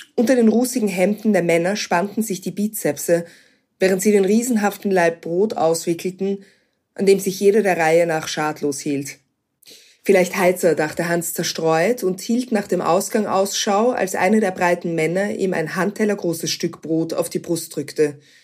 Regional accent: Vienna, Austria; Wien ist meine Heimatstadt

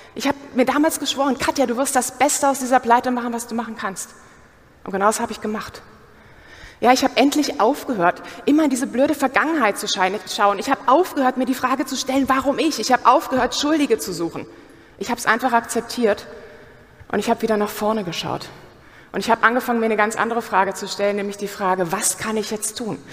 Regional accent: Germany; Wir sind doch Deutsche.

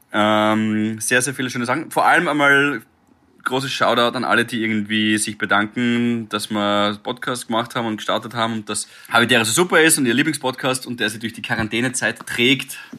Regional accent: Graz, Styria, Austria; wir sind in Graz da aufgewachsen

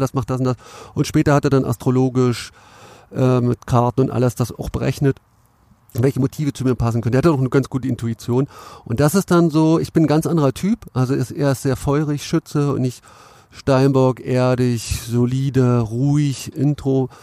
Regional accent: Cottbus, Brandenburg, Germany; moved away as an adult; also born or lived in Finsterwalde; now in Berlin, Germany; ich komme ja aus Cottbus

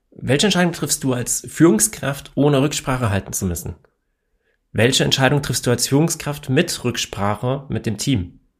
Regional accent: Hesse, Germany; accent: Hessian; ich komme aus Hessen und ja, wir haben hier manchmal eine etwas andere Sprachkultur und ich versuche ja normalerweise nicht im Dialekt zu reden

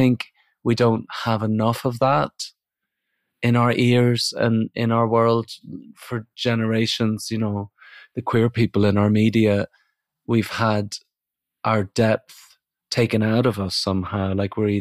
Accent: Northern Ireland, United Kingdom; now in England; I grew up in Northern Ireland

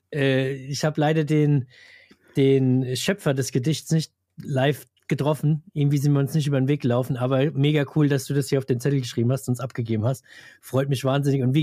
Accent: Hesse, Germany

